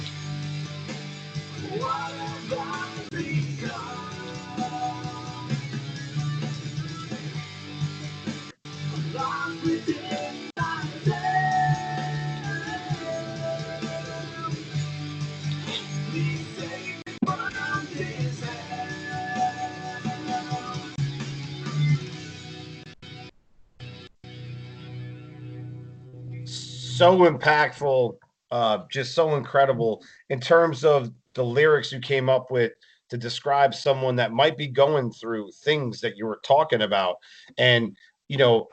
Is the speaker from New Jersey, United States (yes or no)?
yes; New Jersey, United States; moved away; we're from New Jersey originally